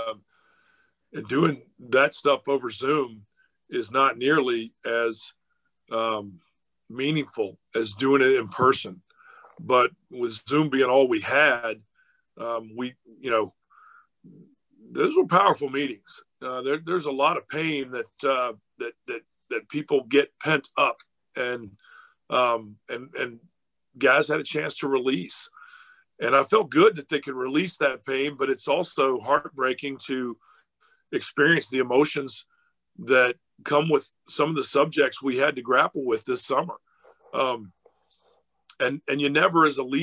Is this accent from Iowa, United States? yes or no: no; Virginia, United States; moved away; also born or lived in Georgia; growing up in Virginia and having lived in Georgia